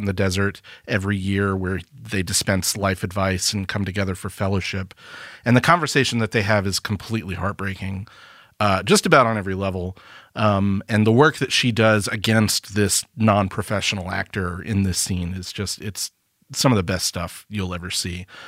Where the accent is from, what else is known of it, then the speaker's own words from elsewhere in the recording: Alabama, United States; we're from Alabama